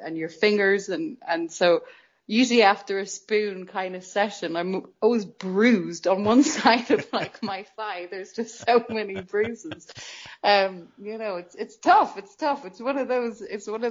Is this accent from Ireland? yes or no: yes; Dublin, Leinster, Ireland; I was born in Dublin and you're sort of instilled with this Irish culture that doesn't leave you.